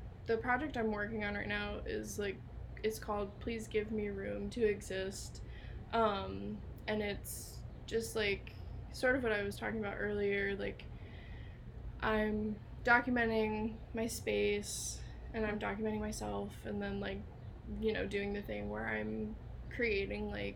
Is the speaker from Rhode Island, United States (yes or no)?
no; Cincinnati, Ohio, United States; also born or lived in Lima, Ohio; I do love Cincinnati. It's been my home for, like, most of my life.